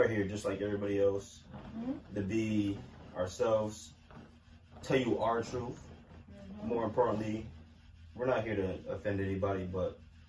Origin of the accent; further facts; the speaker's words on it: New Haven, Connecticut, United States; I'm also from New Haven, 203.